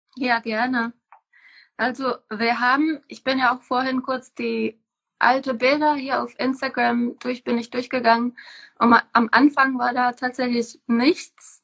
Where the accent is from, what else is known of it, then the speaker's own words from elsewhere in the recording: Czechia; moved away as an adult; now in Germany; ich komme aus Tschechien. Ich bin hier äh, eigentlich nach Deutschland gekommen, um hier zu leben